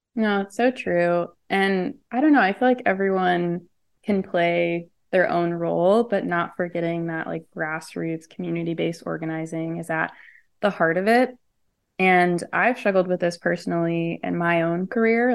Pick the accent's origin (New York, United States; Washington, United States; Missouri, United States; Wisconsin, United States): Missouri, United States; St. Louis; I'm from Saint Louis, Missouri